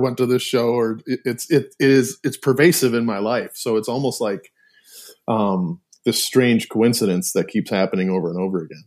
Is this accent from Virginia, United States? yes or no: no; Milford, Michigan, United States; moved away as an adult; also born or lived in Ypsilanti, Michigan; I was born in Ypsilanti, but, but born and, uh, like, raised or lived in Milford my whole life, uh, until I left, you know, to go to college